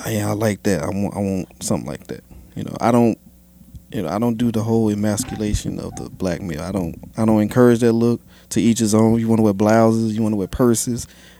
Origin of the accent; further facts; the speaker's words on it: Chicago, Illinois, United States; I'm from Chicago.